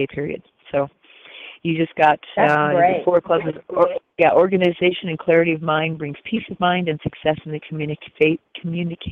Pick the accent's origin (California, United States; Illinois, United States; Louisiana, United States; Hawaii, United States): Hawaii, United States; Oahu; I was born in Oahu